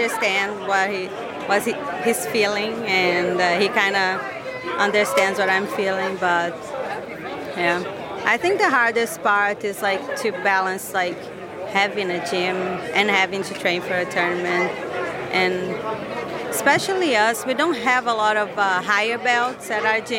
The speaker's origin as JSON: {"language": "English", "region": "Rio de Janeiro", "country": "Brazil", "tie": "born or raised there", "also_born_or_lived": "Florida, United States", "moved": "as an adult", "lives_now": "Maine, United States", "said": "I'm from Rio, but it's the city where I lived was like 5 hours from Rio, so it's kind of like far away from everything"}